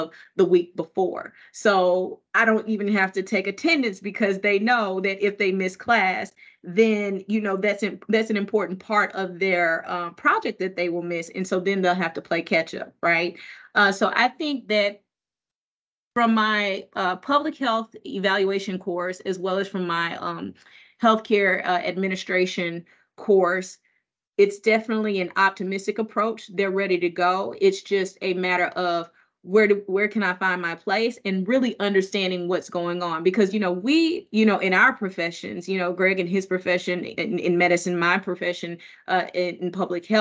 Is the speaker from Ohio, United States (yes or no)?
no; Mississippi, United States; now in Massachusetts, United States; growing up in Mississippi